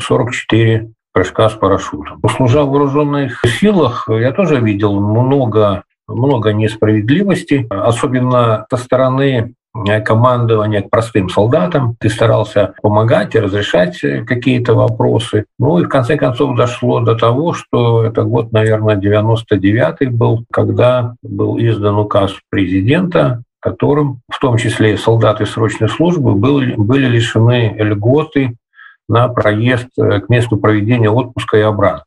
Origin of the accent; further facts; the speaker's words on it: Vitebsk, Vitebsk Region, Belarus; also born or lived in Estonia; вернулся в родную Беларусь, в родной город Витебск